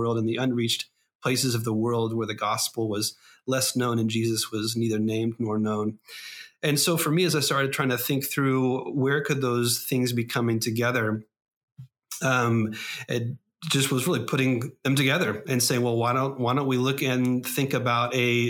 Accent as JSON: {"language": "English", "region": "California", "country": "United States", "tie": "born or raised there", "moved": "as an adult", "lives_now": "Dubai, United Arab Emirates", "said": "Was born at a very young age in California, Scott. So you're there in my home state."}